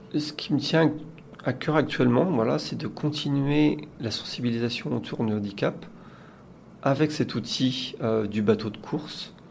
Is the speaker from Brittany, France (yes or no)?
yes; Saint-Malo, Brittany, France; je suis originaire de Saint-Malo